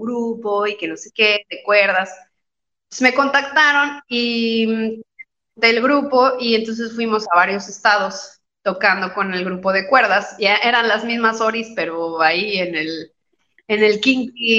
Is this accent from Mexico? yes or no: yes; Querétaro, Mexico; also born or lived in Mexico City; se mudaron de, de la Ciudad de México, porque somos de la Ciudad de México. Se mudaron a Querétaro y pusieron una escuela que se llama Mi Fasol.